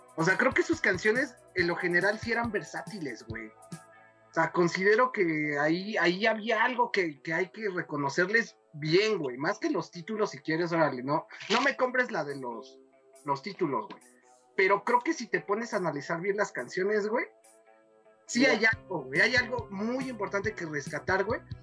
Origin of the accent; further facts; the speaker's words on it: Mexico; siempre le he sido fiel a mi pueblo mexicano